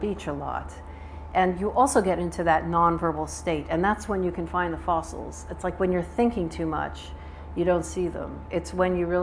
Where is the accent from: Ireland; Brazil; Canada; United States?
United States; accent: Southern; moved away as an adult; now in United Kingdom; I'm obviously American, you can hear, but I've lived here almost 30 years, and I have an American passport and a UK passport